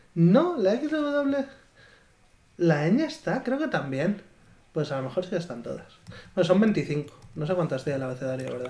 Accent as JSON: {"language": "Spanish", "town": "Talayuela", "region": "Extremadura", "country": "Spain", "tie": "born or raised there", "moved": "as an adult", "lives_now": "Valladolid, Spain", "said": "Yo con diecisiete años vivía en Talayuela, ¿no? En mi pueblo, que está en Cáceres"}